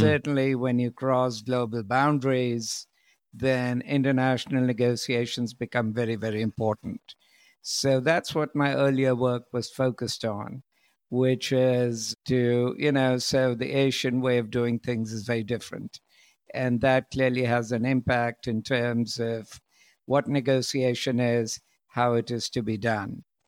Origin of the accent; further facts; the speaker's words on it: India; moved away; also born or lived in United States / Europe; originally, I'm from India